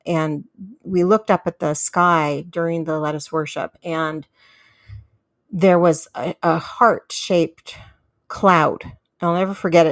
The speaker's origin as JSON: {"language": "English", "town": "San Diego", "region": "California", "country": "United States", "tie": "born or raised there", "said": "my hometown of San Diego, California"}